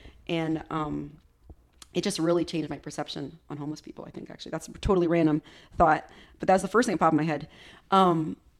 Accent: United States; I love being an American.

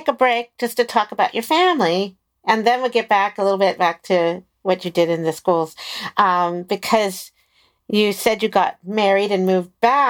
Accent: Maryland, United States; now in California, United States; I know what I came from Maryland and moved to California, and I don't think I have an accent

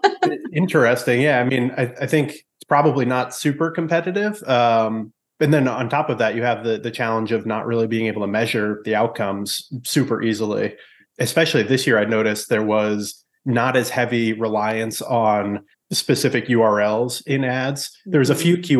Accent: New England, United States; growing up in New England

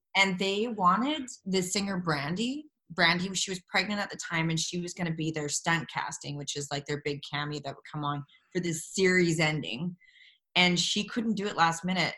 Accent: Jasper, Alberta, Canada; moved away; growing up in Jasper, uh, there's no theater in our school.

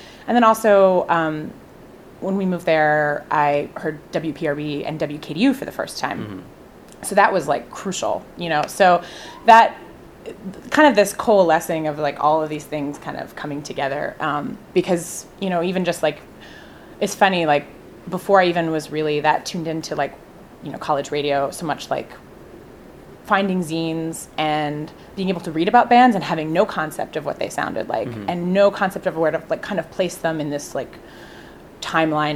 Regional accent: Burlington County, New Jersey, United States; also born or lived in Willingboro, New Jersey / Cherry Hill, New Jersey; I grew up in Burlington County in this little spot next to Mount Holly

